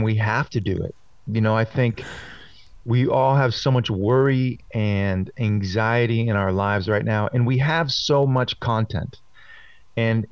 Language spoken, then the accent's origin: English; Boston, Massachusetts, United States; I'm from Boston